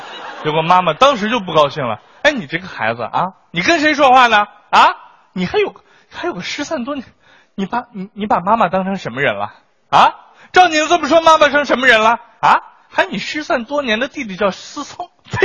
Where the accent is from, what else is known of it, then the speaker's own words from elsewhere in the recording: Xilingol, Inner Mongolia, China; now in Shanghai, China; 那要是搁我们老家，我是锡林郭勒的，想在上海交个首付，那得卖一个小区的房。